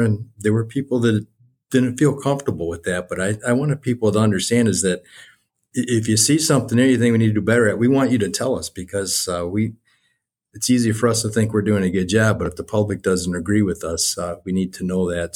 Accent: Westland, Michigan, United States; also born or lived in Wayne, Michigan; I grew up here in Westland

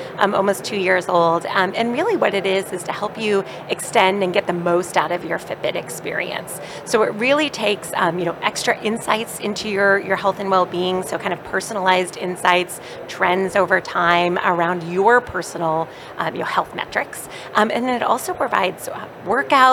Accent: Boston, Massachusetts, United States; I am from Boston

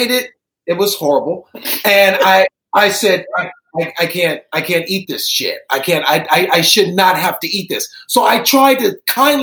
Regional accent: Cleveland, Ohio, United States; moved away; I grew up in Cleveland

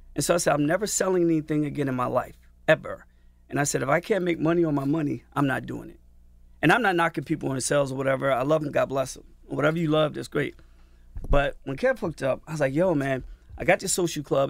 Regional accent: New Jersey, United States; I'm from Norton, New Jersey.

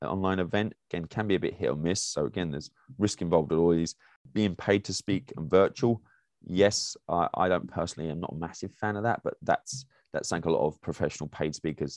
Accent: England, United Kingdom; moved away as an adult; now in United States; As an English person

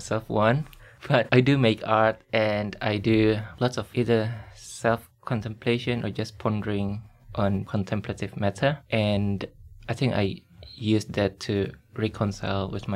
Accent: Indonesia; born or raised there; now in Sydney, Australia

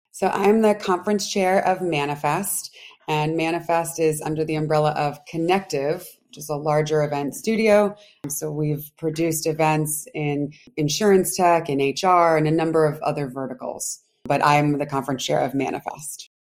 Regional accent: Providence, Rhode Island, United States; moved away as an adult; also born or lived in Washington, District of Columbia, United States / New York; I'm from Providence, Rhode Island. So originally Rhodey

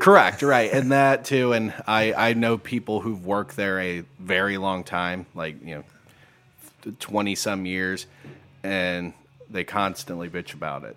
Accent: New Bremen, Ohio, United States; moved away as an adult; also born or lived in Bowling Green, Ohio; now in Perrysburg, United States; I grew up in New Bremen, Ohio

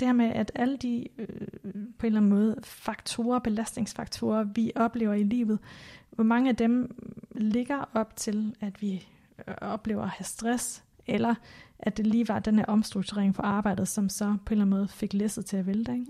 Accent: Denmark; born or raised there; moved away

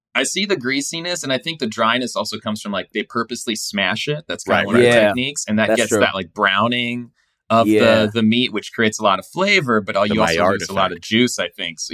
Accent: California, United States; now in New York, United States; Yeah. I live in New York. I'm from California.

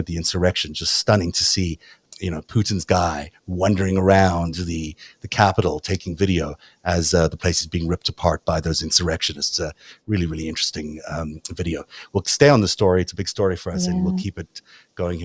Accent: South Africa; accent: South African; my South African accent

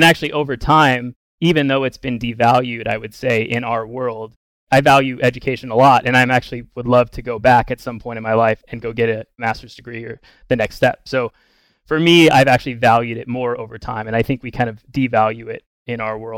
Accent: Bellingham, Washington, United States; I grew up in Bellingham, Washington, kind of almost on the Canadian border.

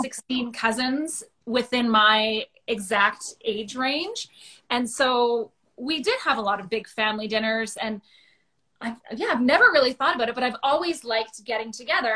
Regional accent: Thunder Bay, Ontario, Canada; moved away as an adult; I grew up in Thunder Bay

